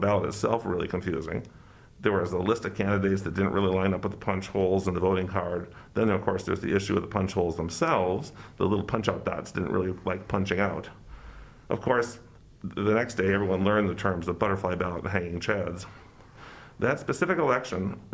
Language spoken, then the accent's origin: English; Madison, Wisconsin, United States; moved away as an adult; also born or lived in South Florida; I grew up in Madison